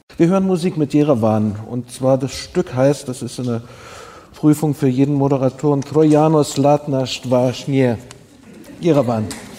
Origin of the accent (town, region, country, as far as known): East Germany, Germany